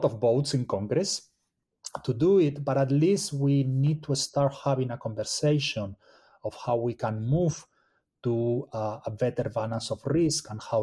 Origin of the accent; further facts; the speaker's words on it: Spain; now in United States; I'm originally from Spain